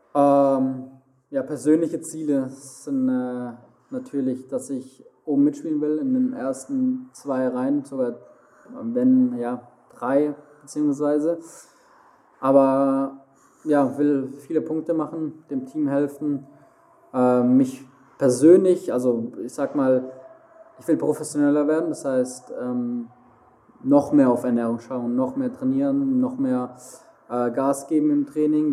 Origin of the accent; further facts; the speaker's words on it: Heilbronn, Baden-Württemberg, Germany; also born or lived in Mannheim; now in Frankfurt, Germany; quasi fast neben Heilbronn, wo ich herkomme